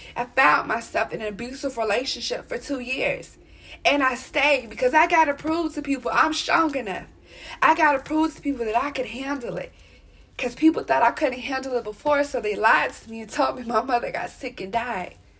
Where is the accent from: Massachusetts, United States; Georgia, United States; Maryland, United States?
Maryland, United States; I was born out here in Maryland